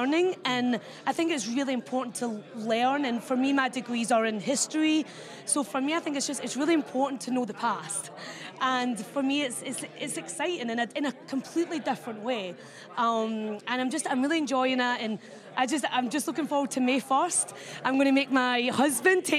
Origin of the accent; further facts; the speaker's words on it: Scotland, United Kingdom; I'm from Scotland